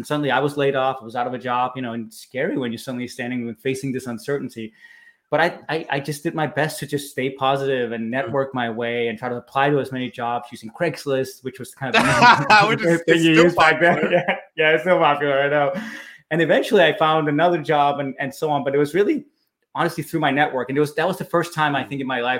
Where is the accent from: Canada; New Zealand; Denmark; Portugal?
Denmark; Copenhagen, Capital Region of Denmark; moved away as an adult; now in California, United States; I'm from Copenhagen, Denmark, where I was born and raised.